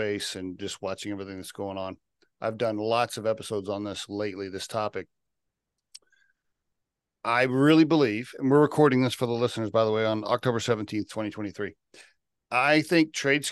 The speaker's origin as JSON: {"language": "English", "region": "Oklahoma", "country": "United States", "tie": "born or raised there", "said": "I grew up in Oklahoma"}